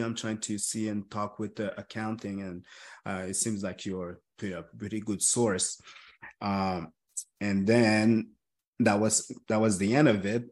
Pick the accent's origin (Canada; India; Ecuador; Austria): Canada; Montreal, Quebec; I was born and raised in Montreal